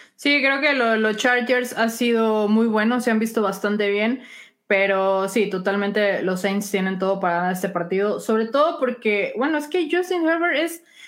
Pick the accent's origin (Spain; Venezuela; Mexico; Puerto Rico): Mexico; Chihuahua; mi tierra natal de Chihuahua